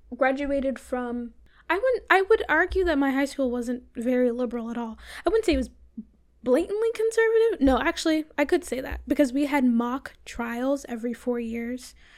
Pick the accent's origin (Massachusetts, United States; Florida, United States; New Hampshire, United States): Florida, United States; I'm from Florida